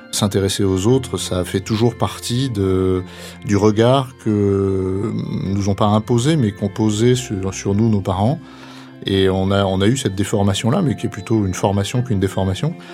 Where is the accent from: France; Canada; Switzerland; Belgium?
France; Ravel, Auvergne-Rhône-Alpes; j'ai 55 ans, j'ai trois enfants, dont l'aîné a 28 ans. pareil, je suis originaire d'un petit village auvergnat à 350 habitants qui s'appelle Ravel.